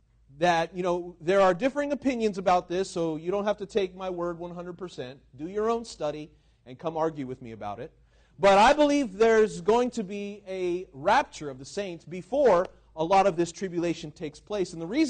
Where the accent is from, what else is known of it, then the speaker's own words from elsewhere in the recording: Washington, United States; born there; This happened not so long ago, the year before I was born in Washington